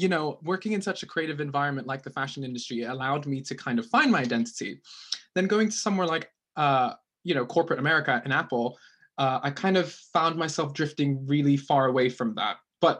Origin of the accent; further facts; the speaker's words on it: Philippines; My accent's really fucked because I grew up in the Philippines, which the people tend to have like American accents over there.